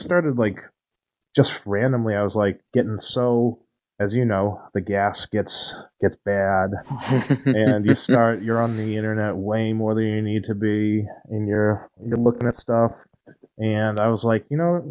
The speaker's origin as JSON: {"language": "English", "region": "New England", "country": "United States", "said": "I'm from the New England area"}